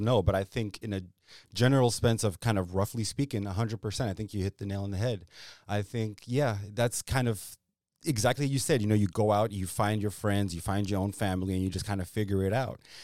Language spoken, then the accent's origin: English; Zimbabwe; now in Virginia, United States; I'm a guy from Zimbabwe